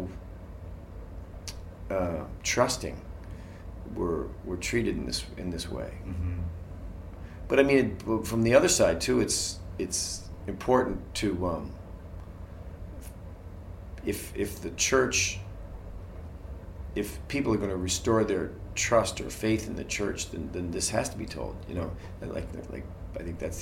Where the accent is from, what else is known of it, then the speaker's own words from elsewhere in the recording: Boston, Massachusetts, United States; I grew up in Boston, Irish Catholic